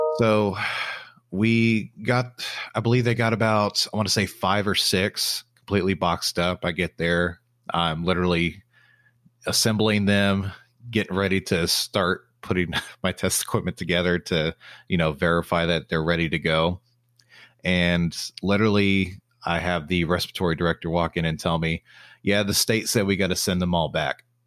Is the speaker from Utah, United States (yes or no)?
no; Texas, United States; also born or lived in Oklahoma City; now in Dallas-Fort Worth, United States; I'm from Texas